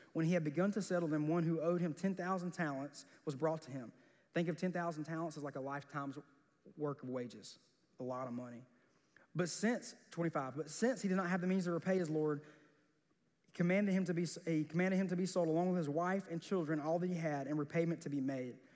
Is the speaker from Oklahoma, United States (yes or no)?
no; South Georgia, United States; growing up in South Georgia